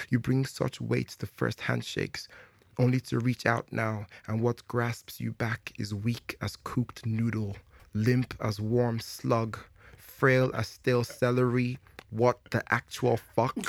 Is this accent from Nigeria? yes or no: yes; Jos, Plateau, Nigeria; I was born in Nigeria in 1984. Where in Nigeria? In Jos.